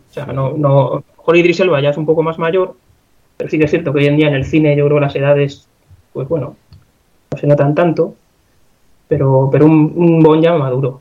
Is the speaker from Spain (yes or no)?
yes; Segovia, Castile and León, Spain; Aquí en Segovia, yo soy de Segovia